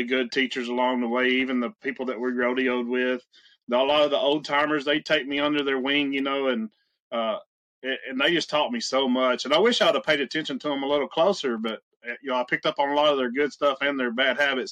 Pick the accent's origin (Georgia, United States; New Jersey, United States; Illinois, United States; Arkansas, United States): Arkansas, United States; I grew up in Arkansas